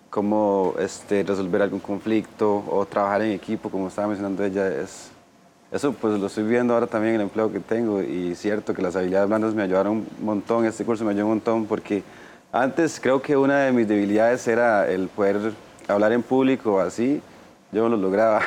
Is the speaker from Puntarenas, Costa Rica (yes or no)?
yes; Golfito, Puntarenas, Costa Rica; now in Desamparados, Costa Rica; soy de la zona sur de Golfito, vivo actualmente Desamparado, en San José